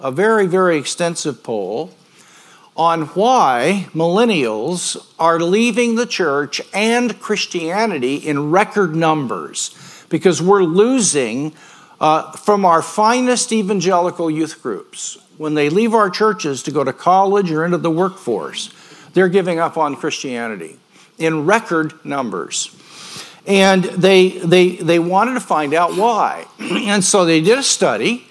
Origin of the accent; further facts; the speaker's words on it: Grandview, Missouri, United States; moved away as an adult; now in Yorba Linda, United States; I was born and raised in Grandview.